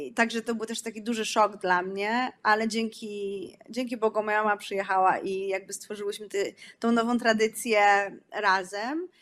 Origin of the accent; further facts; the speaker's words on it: Poland; moved away; Jesteśmy z, z fajnego kraju, w którym kulturalnie jest, jest to no, miejsce bardzo bogate